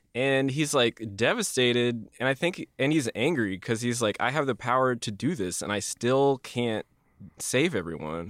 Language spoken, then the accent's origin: English; Midwest, United States; we grew up in the Midwest